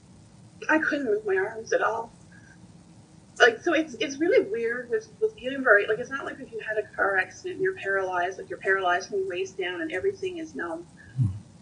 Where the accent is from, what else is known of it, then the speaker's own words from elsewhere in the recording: Newfoundland and Labrador, Canada; moved away as an adult; also born or lived in Ontario; now in Nova Scotia, Canada; So I am a Newfoundlander, but I was living in Ontario. And just after I moved back home to Newfoundland